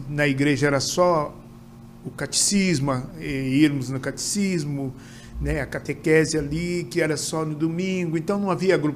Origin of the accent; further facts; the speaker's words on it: Cruzeiro, São Paulo, Brazil; Meu irmão era presidente da escola de samba lá da minha cidade, de Cruzeiro.